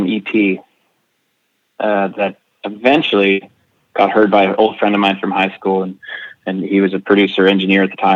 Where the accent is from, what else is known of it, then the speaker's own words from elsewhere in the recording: Nova Scotia, Canada; I grew up in Nova Scotia